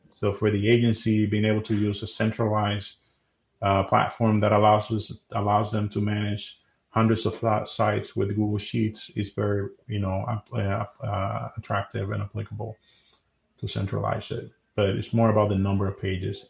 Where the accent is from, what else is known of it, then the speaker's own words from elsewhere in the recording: Dominican Republic; moved away as an adult; now in United States; I'm originally from Dominican Republic, and I moved here in 2010 in the U.S.